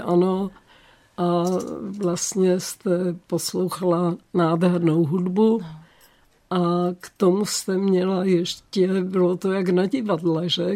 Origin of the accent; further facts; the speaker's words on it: Olomouc, Olomouc Region, Czechia; jsem se narodila v Olomouci